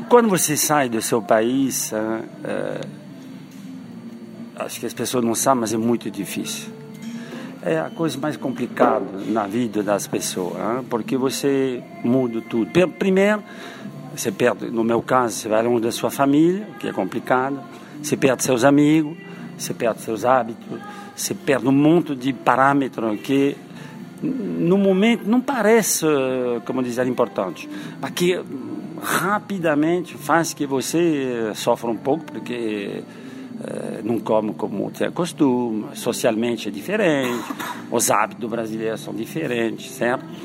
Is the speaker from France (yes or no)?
yes; Paris, Île-de-France, France; now in Brazil; nós somos originários de Paris, hein? e nos anos 70, eh, 60, Paris não tinha rugby, hein? o rugby chegou bem depois. E como nós emigramos no sul, a paixão do rugby chegou naturalmente.